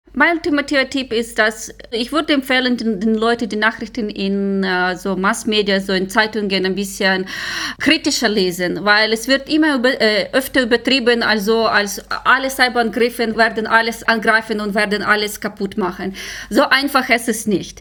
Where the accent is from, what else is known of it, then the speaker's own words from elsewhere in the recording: Ukraine; German is a second language; moved away; ich komme aus der Ukraine, ich bin dort geboren und äh, gewachsen